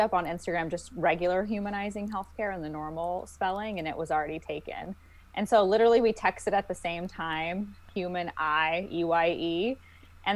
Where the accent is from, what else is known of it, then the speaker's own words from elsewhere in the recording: St. Louis, Missouri, United States; I'm actually originally from St. Louis, Missouri, and that's where I also went to optometry school at the University of Missouri, St. Louis